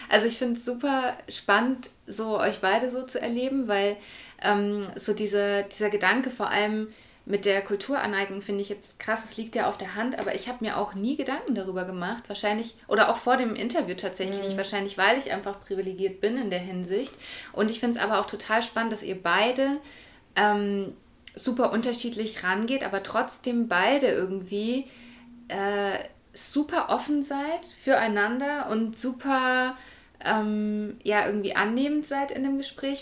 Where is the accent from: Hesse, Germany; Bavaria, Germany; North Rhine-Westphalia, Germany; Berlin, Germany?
Bavaria, Germany; Würzburg; die wir ja eher so mit dem christlichen, katholischen mhm. Äh, Glauben aufgewachsen sind in Deutschland.